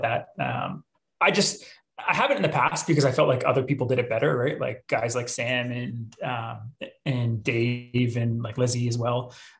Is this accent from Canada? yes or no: yes; Canada; I'm Canadian